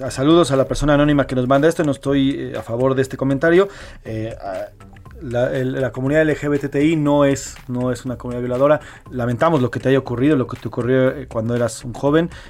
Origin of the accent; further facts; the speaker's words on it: Mexico; somos mexicanos, somos humanos